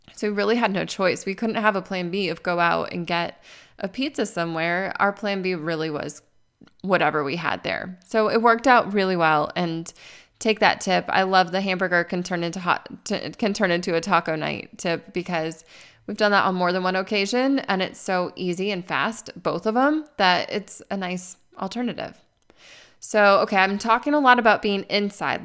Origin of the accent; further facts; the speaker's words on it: Arizona, United States; moved away; I grew up in Arizona.